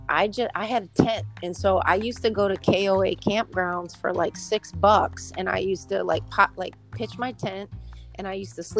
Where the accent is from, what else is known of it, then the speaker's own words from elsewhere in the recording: Michigan, United States; I'm from Michigan